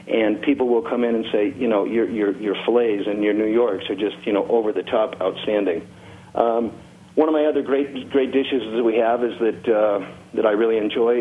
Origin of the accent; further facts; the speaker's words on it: Chicago, Illinois, United States; moved away as an adult; also born or lived in Tennessee / Colorado; now in Sierra Vista, United States; I grew up in Chicago